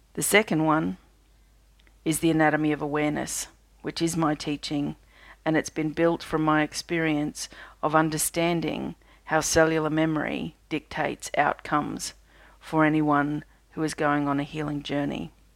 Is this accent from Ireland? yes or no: no; Australia; I'm an Australian energy healer